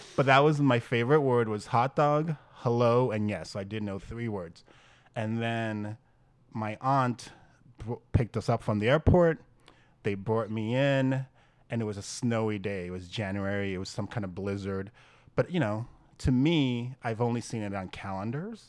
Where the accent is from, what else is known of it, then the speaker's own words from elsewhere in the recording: Great Neck, New York, United States; accent: Long Island; New York accent; now in New York City, United States; You can hear the great neck, the Long Island in me.